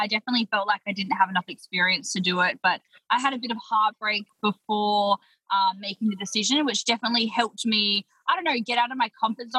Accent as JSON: {"language": "English", "town": "Perth", "region": "Western Australia", "country": "Australia", "moved": "as an adult", "said": "I was from Perth, WA"}